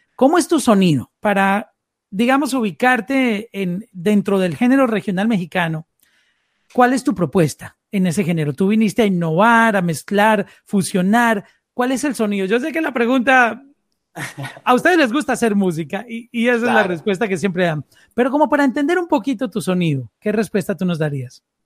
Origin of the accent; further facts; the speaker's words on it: Colombia; first language Spanish; Yo soy colombiano